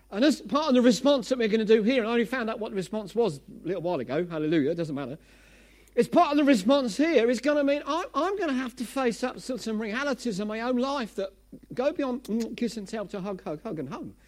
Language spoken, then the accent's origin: English; Essex, East of England, United Kingdom; I'm from Essex.